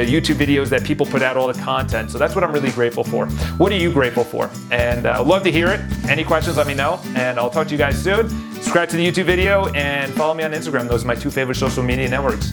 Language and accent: English; New York City, New York, United States; I come from New York City.